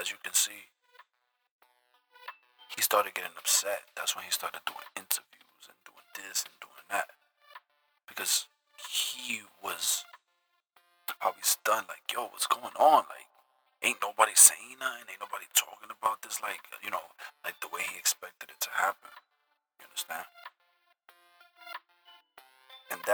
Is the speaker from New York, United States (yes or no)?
yes; New York City, New York, United States; I'm from the Bronx